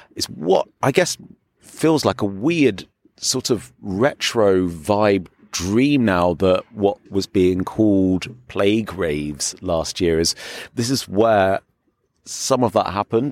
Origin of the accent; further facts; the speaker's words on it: England, United Kingdom; now in Berlin, Germany; at being English